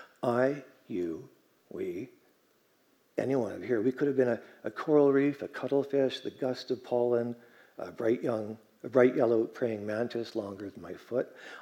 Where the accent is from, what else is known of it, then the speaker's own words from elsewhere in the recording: Vancouver, British Columbia, Canada; also born or lived in Germany; Yeah, you know, I was born in Germany over at the base over there, and then more or less moved to Vancouver at the end.